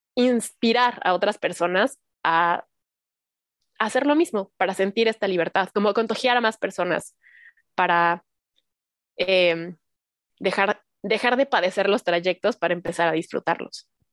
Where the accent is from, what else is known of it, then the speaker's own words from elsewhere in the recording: Cuautitlán Izcalli, State of Mexico, Mexico; moved away as an adult; now in Mexico City, Mexico; yo también soy del Estado de México, en las calles del Estado de México, de Cuautitlán Izcalli, cuando se podía salir a jugar a la calle con tus amigos de la cuadra